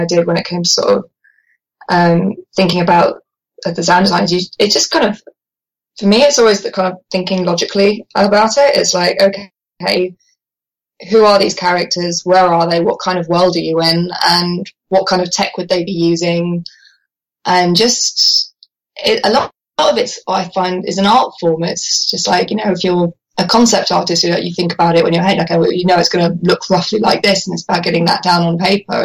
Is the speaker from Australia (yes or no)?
no; Guildford, South East England, United Kingdom; born or raised there